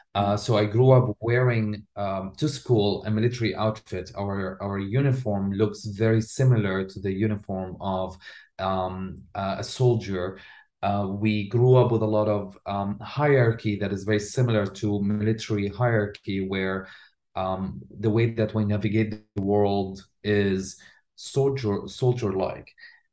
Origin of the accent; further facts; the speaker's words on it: Damascus, Damascus Governorate, Syria; moved away; So back in the 90s, when I grew up in Damascus